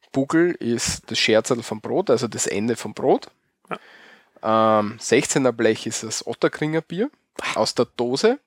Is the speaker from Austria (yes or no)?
yes; Austria; bei uns in Österreich